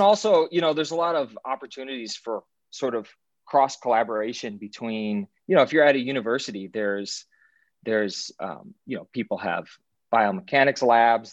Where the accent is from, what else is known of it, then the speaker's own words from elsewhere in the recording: Iowa, United States; moved away as an adult; also born or lived in Alexandria, Virginia; now in Chicago, United States; I'm from Iowa originally